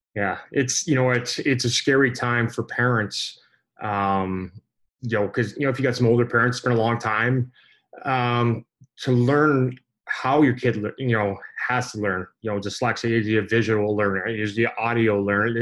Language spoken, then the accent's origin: English; Canada; growing up in Canada